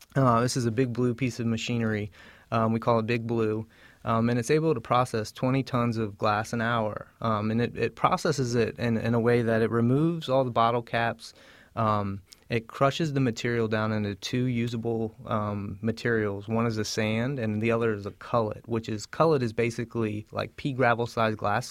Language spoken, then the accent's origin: English; Southern Virginia, United States; I'm actually from Southern Virginia